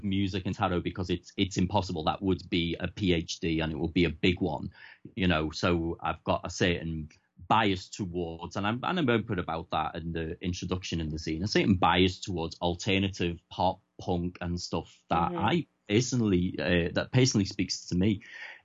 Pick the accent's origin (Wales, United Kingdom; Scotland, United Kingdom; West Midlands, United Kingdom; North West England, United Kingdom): North West England, United Kingdom; Liverpool; accent: Scouse; That would be Scouse, where I'm from, Liverpool.